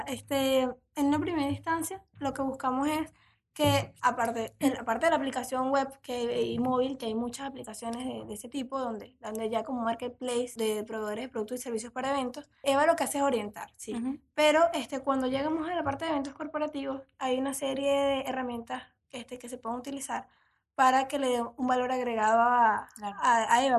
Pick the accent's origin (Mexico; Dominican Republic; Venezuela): Venezuela; moved away as an adult; now in Uruguay; soy venezolana, me recibí como economista ya hace unos años y desde octubre estoy aquí en Uruguay